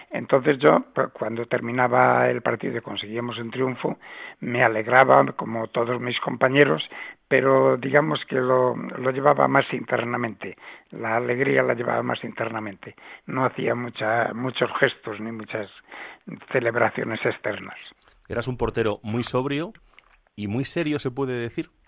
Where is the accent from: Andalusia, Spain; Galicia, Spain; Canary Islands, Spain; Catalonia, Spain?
Galicia, Spain; Ourense; now in Madrid, Spain; No es lo mismo vivir en Orense que vivir en Madrid, ¿no?